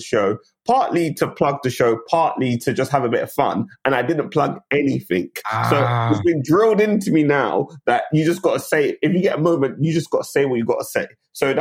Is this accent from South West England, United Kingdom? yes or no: no; London, United Kingdom; moved away as an adult; also born or lived in Bermondsey, London / Nottingham; So I grew up initially in Bermondsey, and then we moved laterally further sort of east to Woolwich. So my initial years were in Bermondsey till I was about like eight, nine. And then my sort of formative years thereafter were in Woolwich in southeast London.